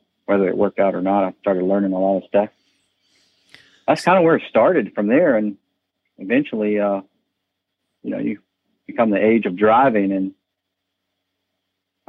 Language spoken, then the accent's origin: English; Charlottesville, Virginia, United States; now in Columbia, Virginia, United States; I was born and raised in Charlottesville, Virginia.